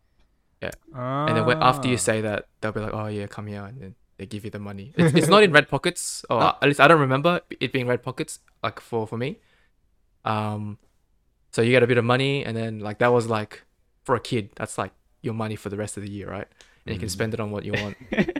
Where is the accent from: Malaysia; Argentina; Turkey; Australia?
Australia; I'm an Aussie